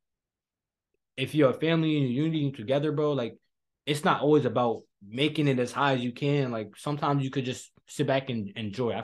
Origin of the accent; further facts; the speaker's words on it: Hartford, Connecticut, United States; also born or lived in Trinidad; I grew up in Connecticut. But like, thankfully, like my school is really pure Jamaicans. Like Hartford is heavily Jamaicans and Caribbeans